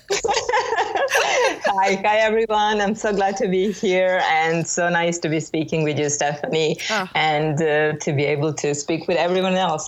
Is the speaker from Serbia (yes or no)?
yes; Belgrade, Serbia; born or raised there